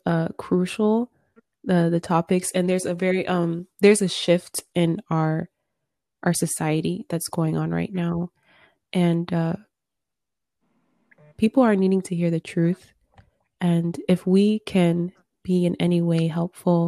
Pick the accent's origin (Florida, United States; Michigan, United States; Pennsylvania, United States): Michigan, United States; I was born here in Michigan